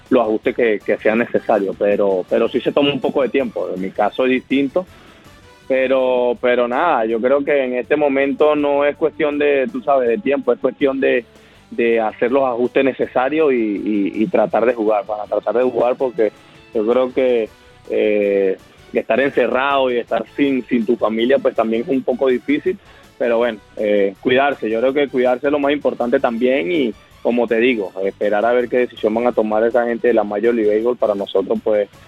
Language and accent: Spanish; Venezuela; como te puedo decir que yo soy venezolano, jugar un Caracas Magallanes en Venezuela no es fácil